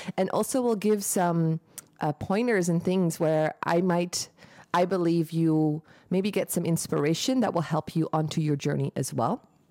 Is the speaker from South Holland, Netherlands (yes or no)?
no; Eindhoven, North Brabant, Netherlands; moved away as an adult; also born or lived in United States; now in Bali, Indonesia; I'm from Eindhoven, the Netherlands. Um, in Brabander here